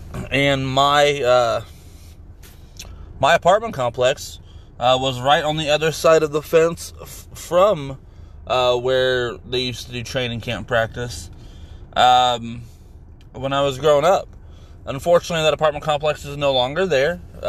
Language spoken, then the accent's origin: English; Anderson, Indiana, United States; I was born and raised in Anderson, Indiana.